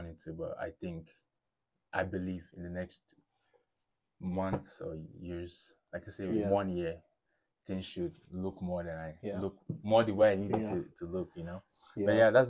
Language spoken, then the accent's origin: English; Nigeria; moved away as an adult; now in Pocatello, United States; I'm Nigerian originally. I've been in Pocatello since 2015.